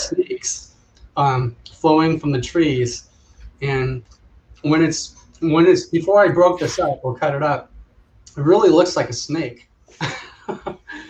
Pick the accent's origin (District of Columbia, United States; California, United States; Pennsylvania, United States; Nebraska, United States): California, United States; Southern; growing up in Southern California